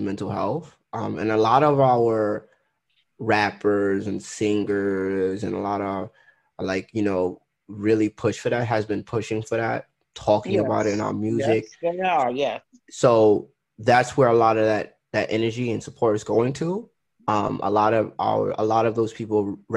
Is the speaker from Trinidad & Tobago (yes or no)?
yes; Trinidad & Tobago; I'm Trinidadian